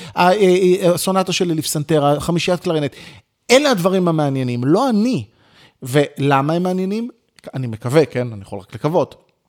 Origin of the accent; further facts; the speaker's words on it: Ramat Gan, Tel Aviv District, Israel; נולדתי ברחוב הרצל ברמת גן, למשפחה יחסית, אה, ממוצעת ופשוטה